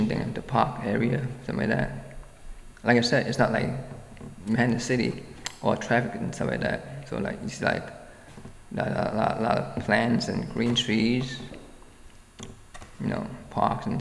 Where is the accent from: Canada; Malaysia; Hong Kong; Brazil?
Hong Kong; now in Brooklyn, United States; I was from Hong Kong